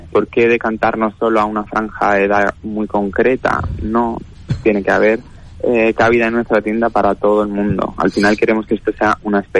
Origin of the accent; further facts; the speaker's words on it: Balearic Islands, Spain; Nosotros venimos de Mallorca y, y, acabamos aterrizando aquí, tanto mis padres como mi hermana y yo.